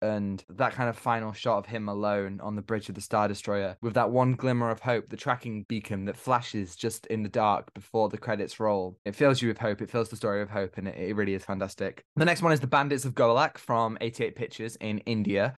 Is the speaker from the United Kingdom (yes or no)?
yes; United Kingdom; as Brits ourselves, as we are literally from United Kingdom